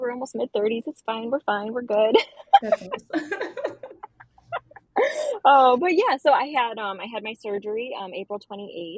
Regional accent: Buffalo, New York, United States; I'm from Buffalo

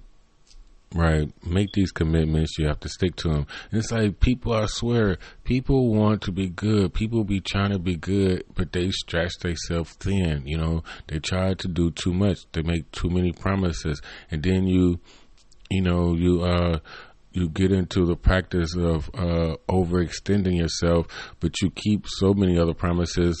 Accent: United States; growing up in America

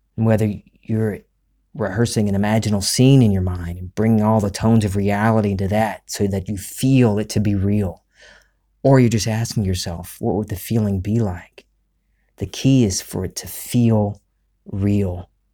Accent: Gulf Coast of the United States, United States; we're from the Gulf Coast of the United States

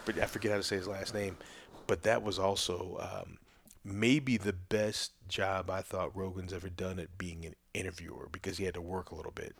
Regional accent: Chicago, Illinois, United States; moved away; also born or lived in Oklahoma / Saint Louis, Missouri; growing up in Chicago at that, at that time when I was there

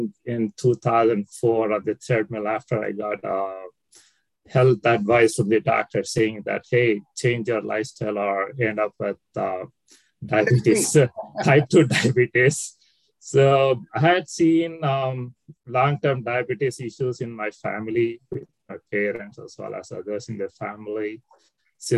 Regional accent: Bangalore, Karnataka, India; moved away as an adult; now in St. Louis, United States; I was born and brought up in Bangalore.

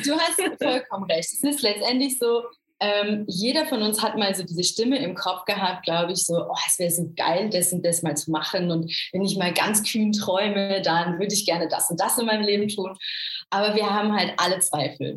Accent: Essen, North Rhine-Westphalia, Germany; eigentlich komme ich aus Essen

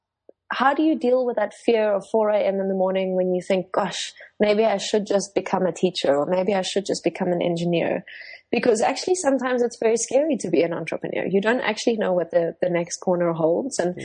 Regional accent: South Africa; first language Afrikaans; English is a second language; I am Afrikaans, so that's my first language.

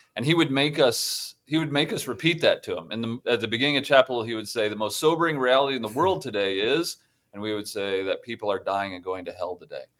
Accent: Toledo, Ohio, United States; moved away; I grew up in Ohio, um, and, uh, in Toledo, Ohio

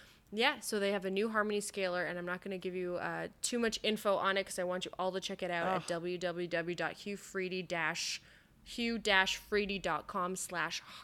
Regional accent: Canada; I'm Canadian

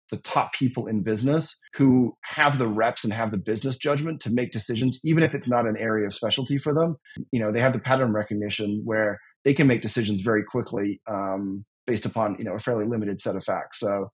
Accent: United Kingdom; although my accent does not give it away anymore, being a British football fan

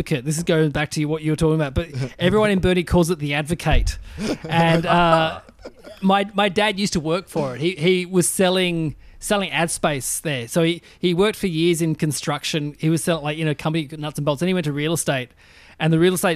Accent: Burnie, Tasmania, Australia; moved away; also born or lived in Launceston, Tasmania / Melbourne; I was from Burnie

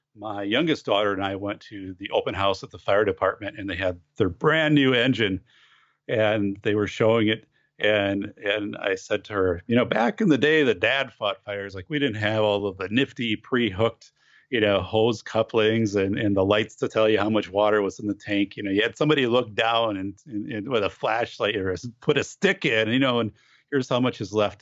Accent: Wisconsin, United States; in my hometown in 1989, we had a huge fire downtown

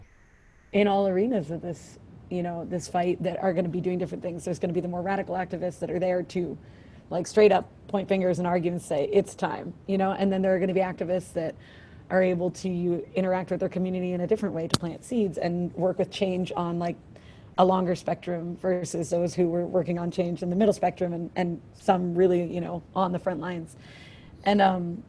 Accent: Philadelphia, Pennsylvania, United States; moved away as an adult; now in Alaska, United States; growing up as a Philadelphian, you know, we had a lot of black white, you know, disparity, crazy race relations in Philadelphia

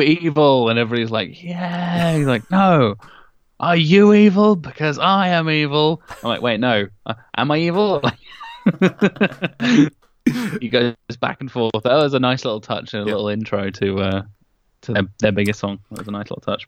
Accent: Norwich, East of England, United Kingdom; my hometown of norwich

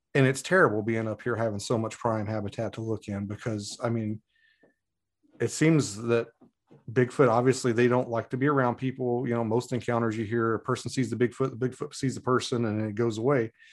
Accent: Muhlenberg County, Kentucky, United States; moved away as an adult; now in Alaska, United States; I was born and raised in Muhlenberg County, and, uh, spent my formative years there

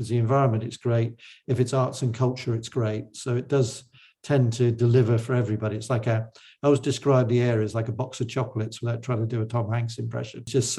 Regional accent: Cornwall, South West England, United Kingdom; moved away; also born or lived in Exeter; But I was born in Cornwall. I've been back in Cornwall now for 10 years. Before that, I was 10 years covering the whole of the Southwest based in Exeter.

